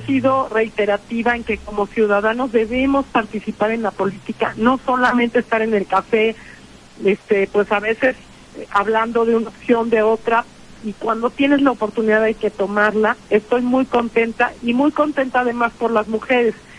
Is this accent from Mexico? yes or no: yes; Puebla, Mexico; como mujer, como poblana